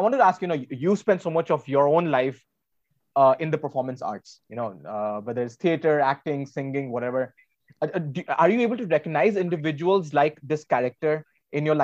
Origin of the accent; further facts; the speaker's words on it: Varanasi, Uttar Pradesh, India; growing up in Varanasi